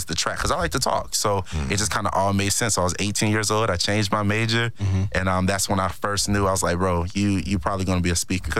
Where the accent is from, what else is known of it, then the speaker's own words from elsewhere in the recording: Miami, Florida, United States; But I'm from Miami, Florida. Okay. Born and raised.